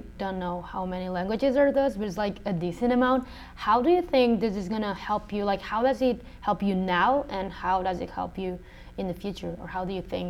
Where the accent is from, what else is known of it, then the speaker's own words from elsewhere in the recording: Spain; moved away as an adult; now in United States; my ethnicity is Asian, but I was raised in Spain. It's like I was adopted, so my family and everyone around me is like fully white European.